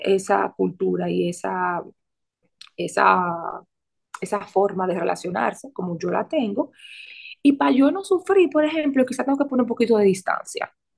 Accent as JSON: {"language": "Spanish", "town": "Santo Domingo", "country": "Dominican Republic", "moved": "yes", "said": "como decimos en Santo Domingo"}